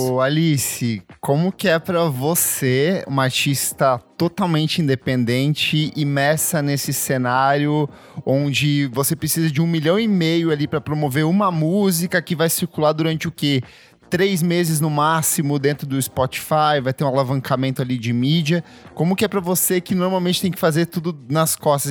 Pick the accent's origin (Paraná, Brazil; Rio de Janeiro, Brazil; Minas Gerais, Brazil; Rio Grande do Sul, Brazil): Paraná, Brazil; interior of; eu também sou do interior do, do Paraná